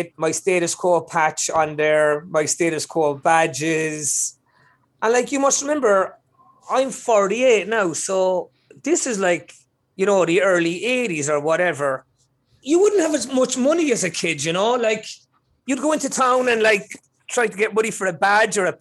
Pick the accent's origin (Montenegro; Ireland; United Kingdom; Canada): Ireland; Cork, Munster; now in Los Angeles, United States; I'm originally from Cork City in Ireland.